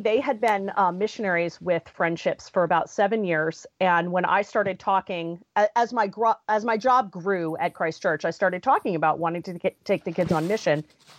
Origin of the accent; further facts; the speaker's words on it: Connecticut, United States; moved away as an adult; now in Pittsburgh, United States; I grew up in Connecticut. That's where my whole family still lives. And I met my husband in Connecticut. We moved to Pittsburgh in 2002 to go to Trinity School for Ministry.